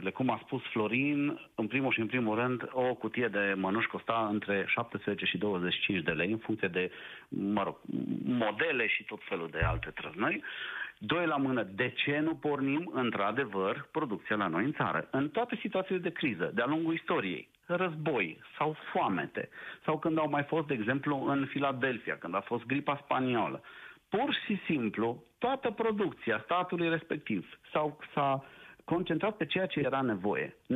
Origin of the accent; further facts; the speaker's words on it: Cluj-Napoca, Cluj County, Romania; Eu uh, nu fost sunt din Cluj-Napoca, sunt și eu cadru medical